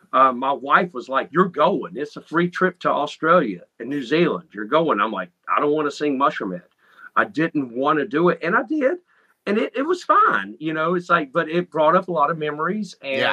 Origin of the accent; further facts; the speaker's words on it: North Carolina, United States; moved away as an adult; now in Ohio, United States; I'm originally from North Carolina.